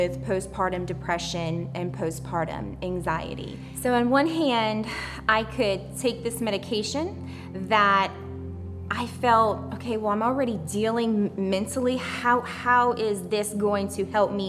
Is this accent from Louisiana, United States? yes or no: yes; Louisiana, United States; I grew up in Louisiana amongst a large family. It was a small town on the bayou